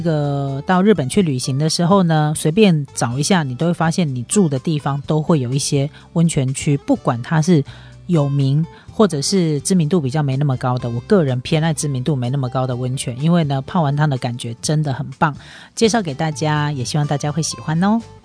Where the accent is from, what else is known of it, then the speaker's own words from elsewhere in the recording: Taiwan; 我们台湾人